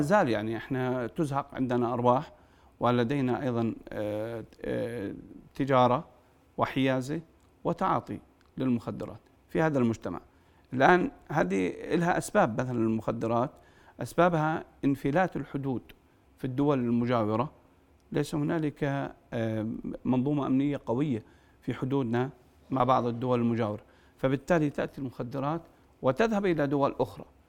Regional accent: Jordan; الأردن هو البلد الأعز والبلد الأوحد بالنسبة لنا كأردنيين

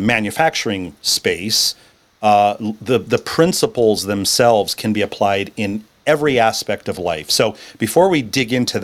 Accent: Grand Rapids, Michigan, United States; was born and raised in Grand Rapids, Michigan, just like myself

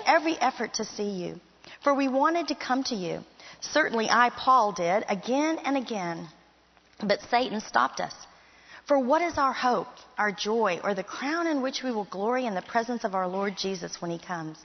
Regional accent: Miami Springs, Florida, United States; moved away as an adult; also born or lived in Fort Worth, Texas; I grew up in Miami Springs, Florida

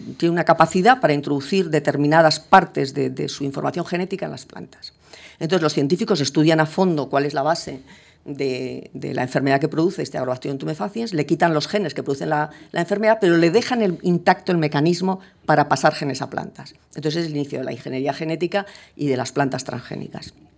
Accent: Spain

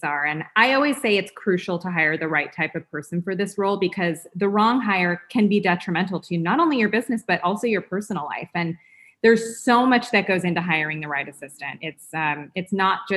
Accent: Los Angeles, California, United States; I'm born and raised in Los Angeles, started my career as a personal and executive assistant

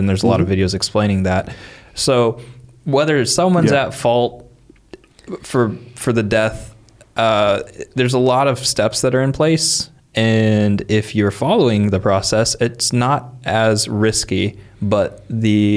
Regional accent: Midwest, United States; we grew up in the Midwest

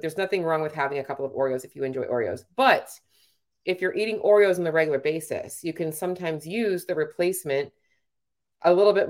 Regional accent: Canada; I am a Canadian IFBB pro bodybuilder.

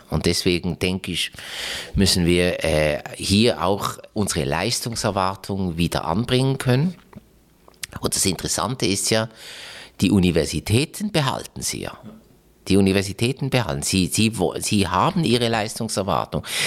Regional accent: Basel, Basel-Stadt, Switzerland; Das ist leider Gottes mein Heimatkanton, Basel-Stadt

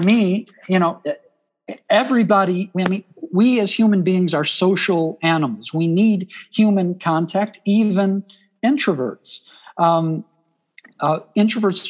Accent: Chicago, Illinois, United States; accent: Chicago; I'm from Chicago, so I can say it in an authentic Chicago accent

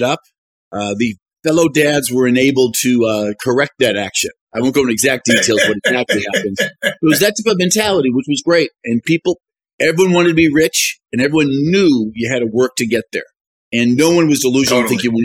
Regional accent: Rockland, Massachusetts, United States; moved away as an adult; now in Pittsburgh, United States; I grew up in Rockland, very proud of it

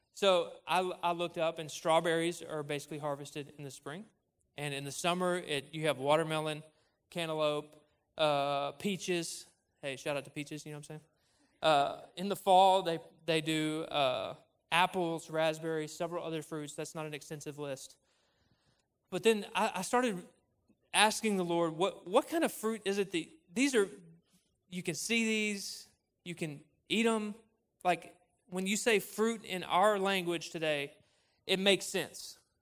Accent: Cabot, Arkansas, United States; moved away as an adult; now in Conway, United States; I grew up in Cabot

